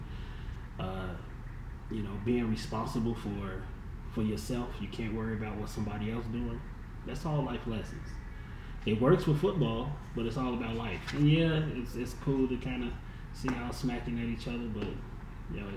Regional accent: Chicago, Illinois, United States; Growing up in Chicago

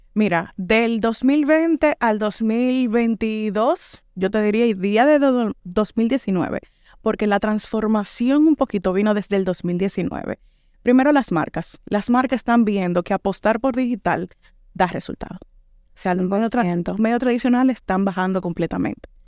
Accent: Dominican Republic; moved away as an adult; now in Granada, Spain; ya yo tengo dos años fuera de República Dominicana

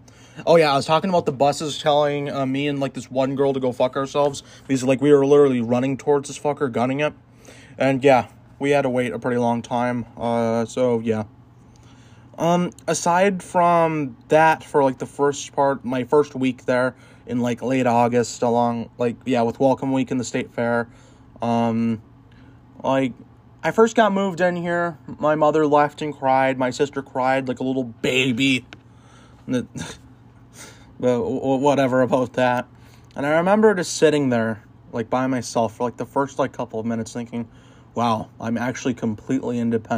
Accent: Minnesota, United States; Answer, I love my home state of Minnesota, to be completely honest.

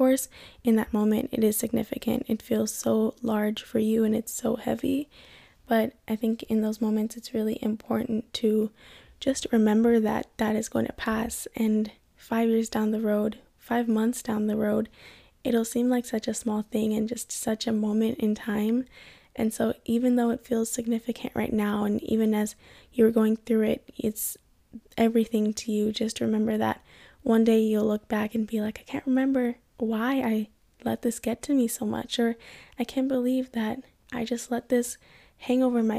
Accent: Kenya; and then of course I'm from Kenya.

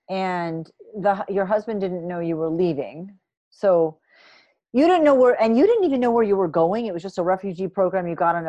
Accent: Vermont, United States; I'm from New England in Vermont

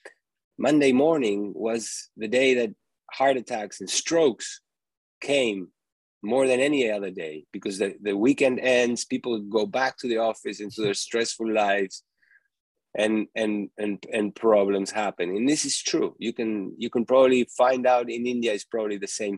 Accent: Uruguay; moved away as an adult; also born or lived in New York; eating foods like I used to eat when I was growing up in Uruguay.

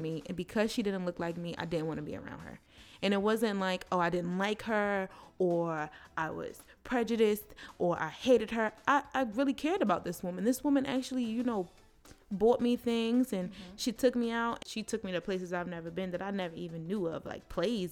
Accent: Baltimore, Maryland, United States; I was raised in the city. I went to school in the city. I'm from Baltimore City

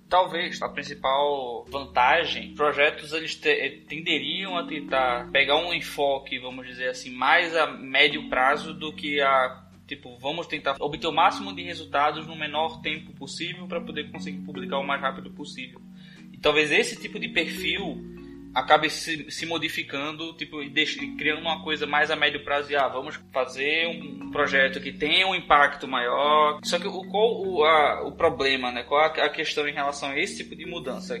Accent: Northeast Brazil, Brazil; tem muitas palavras no Nordeste que a gente usa

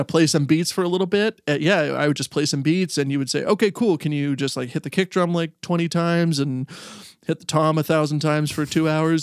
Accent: Stratford, Ontario, Canada; now in Michigan, United States; I grew up in Stratford, Ontario, and now I live in uh, Michigan.

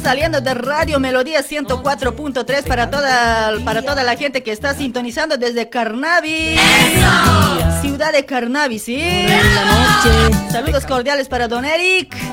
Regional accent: Luribay, La Paz, Bolivia; del Uribay, de mi pueblo

